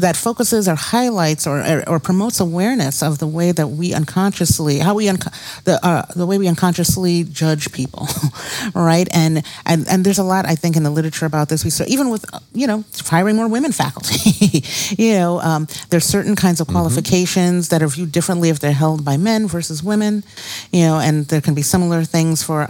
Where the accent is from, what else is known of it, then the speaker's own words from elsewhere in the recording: New York City, New York, United States; moved away as an adult; now in Detroit, United States; I grew up in Brooklyn, New York